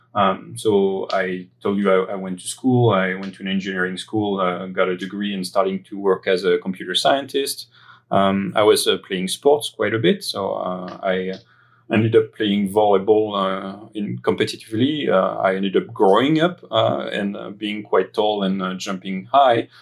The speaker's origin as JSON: {"language": "English", "area": "greater area of Paris, near Versailles", "region": "Île-de-France", "country": "France", "tie": "born or raised there", "accent": "French", "second_language": "English", "moved": "yes", "said": "my upbringing uh, that uh, that happened in France, as my accent might betray. Uh, I was born in the uh, greater area of Paris. Um, in the suburbs, uh, close to Versailles."}